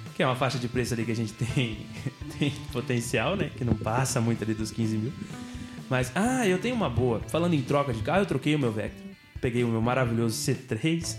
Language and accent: Portuguese; São Sebastião, Brazil; nós somos de São Sebastião